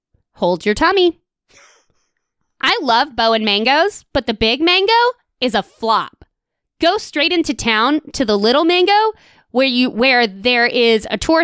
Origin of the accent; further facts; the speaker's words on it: Sydney, New South Wales, Australia; I'm from Sydney, you redneck.